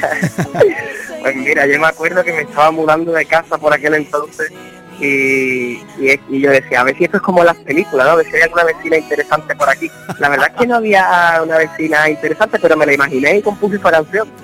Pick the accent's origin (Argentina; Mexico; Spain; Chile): Spain; Andalusia; moved away; mi tierra Andalucía